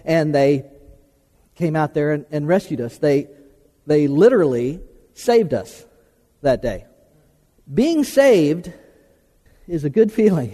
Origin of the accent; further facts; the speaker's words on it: Florida, United States; I was born and raised in Florida, in South Central Florida, and South Florida